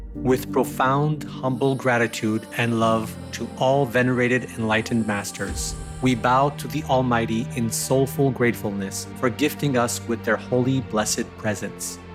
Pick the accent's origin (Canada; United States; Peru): Peru; I'm from Peru.